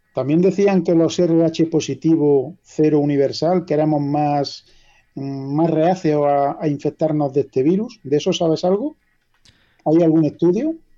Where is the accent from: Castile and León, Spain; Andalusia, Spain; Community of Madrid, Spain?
Andalusia, Spain; La Carolina; Yo soy de la Carolina, provincia de Jaén, y aquí somos un pueblo relativamente pequeño.